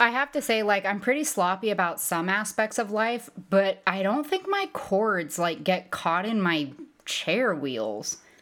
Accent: United States; as an American

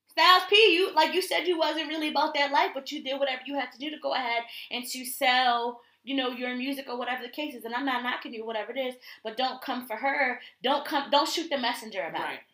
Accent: Connecticut, United States; I'm from Connecticut.

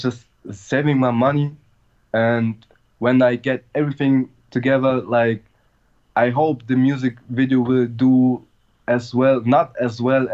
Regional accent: Germany; I'm from Germany. I'm from a little town

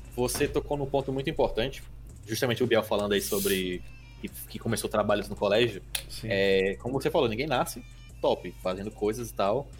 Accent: Manaus, Amazonas, Brazil; now in Natal, Brazil; Eu até estranho quando eu cheguei em Natal, eu sou de Manaus

